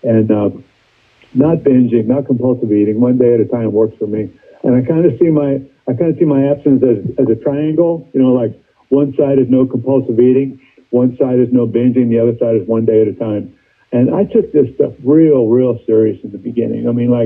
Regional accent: San Francisco, California, United States; also born or lived in East Coast; I grew up in San Francisco. We moved to San Francisco when I was 5.

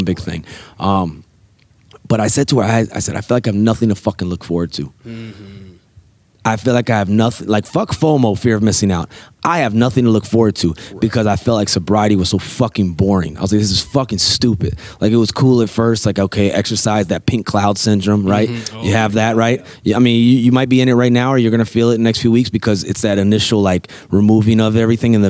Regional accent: Norfolk, Virginia, United States; We're living in Norfolk, Virginia, my hometown.

